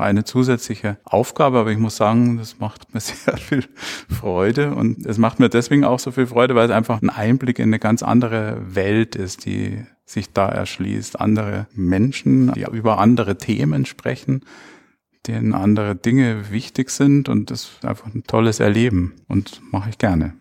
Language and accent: German; Munich, Bavaria, Germany; ich bin 1960 in München geboren und aufgewachsen